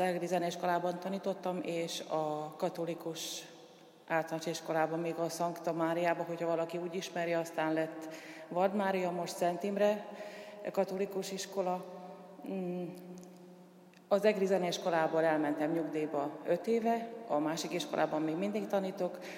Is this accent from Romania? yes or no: no; Mukachevo, Zakarpattia Oblast, Ukraine; moved away as an adult; now in Eger, Hungary; Munkácson születtem, ott tanultam, ott végeztem iskoláimat, szakiskolát, akadémiát. 90-ben kerültem át Egerbe.